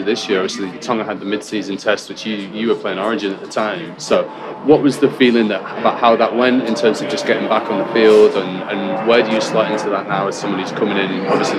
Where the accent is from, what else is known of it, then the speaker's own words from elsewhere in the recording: England, United Kingdom; as an English person